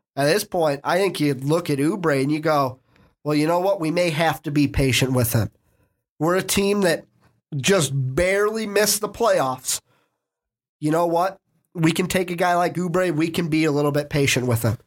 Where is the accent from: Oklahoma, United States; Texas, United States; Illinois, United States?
Illinois, United States; Chicago; We're from Chicago